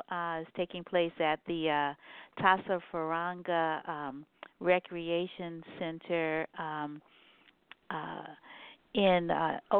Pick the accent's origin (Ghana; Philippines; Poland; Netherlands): Ghana; I think um, I'm Ghanaian referencing the uh